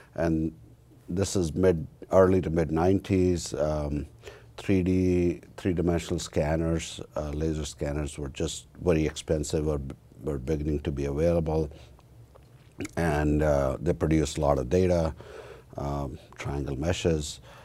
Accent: about a hundred miles west of New Delhi, northern India, India; moved away as an adult; now in United States; I, uh, was born and raised in India, in northern part of India, about hundred miles west of New Delhi

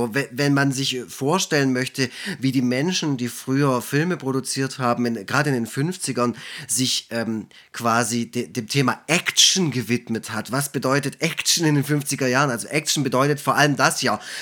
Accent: Swabia, Germany; als Schwabe

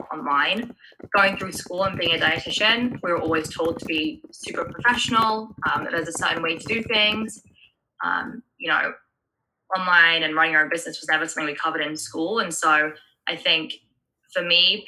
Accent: England, United Kingdom; moved away as an adult; now in United States; I was born and raised in England. Then I moved to America when I was like 19

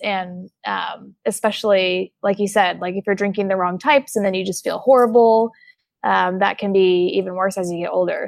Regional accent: Oklahoma, United States; I'm from Oklahoma

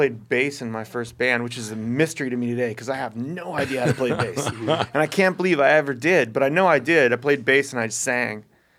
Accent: Oakland, California, United States; also born or lived in Baltimore / Boston / Texas; Born on the East Coast, then Texas, and then Northern California, like San Francisco, Berkeley, Oakland. I grew up in Oakland and Berkeley.

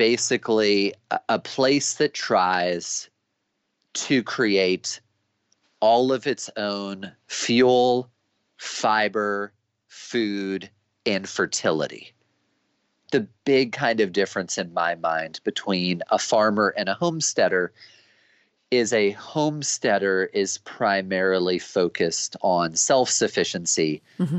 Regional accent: United States; growing up as an American

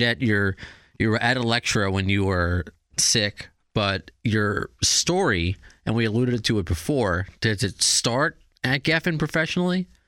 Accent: Baldwin Harbor, New York, United States; also born or lived in Brooklyn; a New, native New Yorker

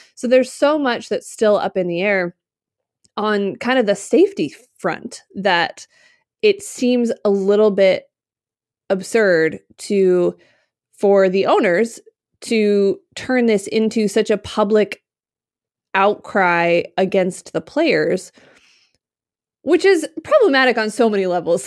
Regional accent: Utah, United States; moved away; also born or lived in Midwest; When I grew up in Utah, I grew up skiing

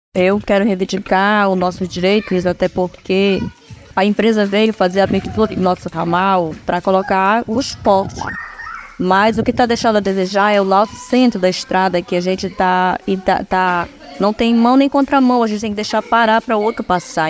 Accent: Maranhãozinho, Pará, Brazil; A gente é do Maranhãozinho

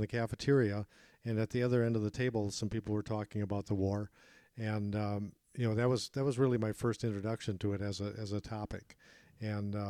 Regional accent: Madison, Wisconsin, United States; from my hometown in Madison, Wisconsin

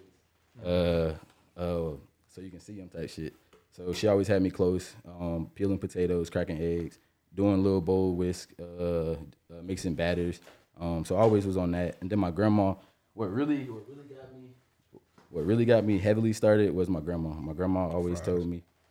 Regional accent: Jacksonville, Florida, United States; also born or lived in Atlanta, Georgia / Orlando, Florida; came to Jax

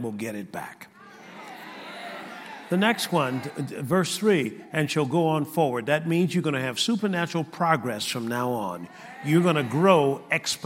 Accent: Tuskegee, Alabama, United States; moved away; I was brought up in Tuskegee, Alabama

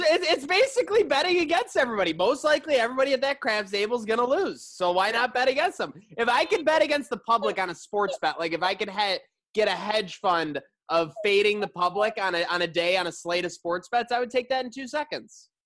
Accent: Buffalo, New York, United States; also born or lived in Summit, New Jersey; I grew up in Buffalo

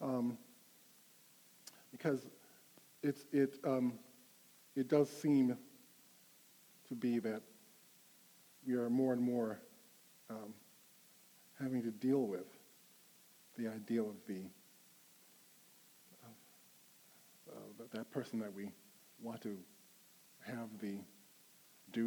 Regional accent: Rochester, New York, United States; I come from upstate New York, and Spokane reminds me a lot of Rochester, my hometown.

